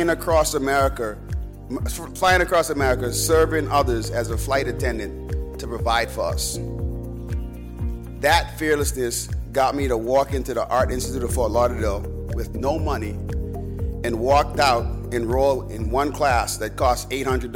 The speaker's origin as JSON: {"language": "English", "country": "Bahamas", "tie": "born or raised there", "moved": "yes", "said": "As a kid growing up in the Bahamas"}